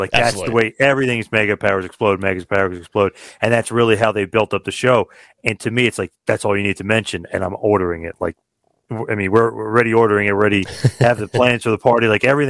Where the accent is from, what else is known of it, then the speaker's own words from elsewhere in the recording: New Jersey, United States; I'm from Jersey, obviously, I live not that far from it